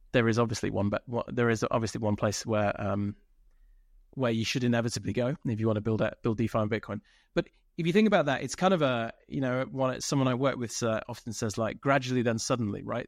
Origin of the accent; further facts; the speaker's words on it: United Kingdom; I'm British, uh, born in the U K.